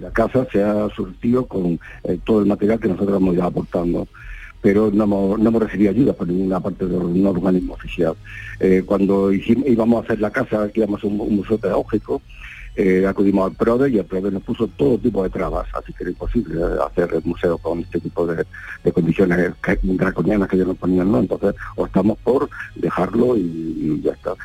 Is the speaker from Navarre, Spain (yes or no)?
no; Canena, Andalusia, Spain; now in Madrid, Spain; nosotros somos, somos de Canena, sí vivimos en Madrid